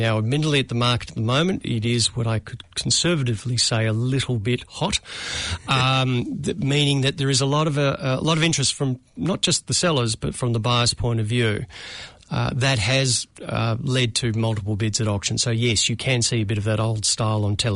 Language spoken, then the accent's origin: English; Melbourne, Victoria, Australia; moved away as an adult; now in Auckland, New Zealand; as a Melbourne boy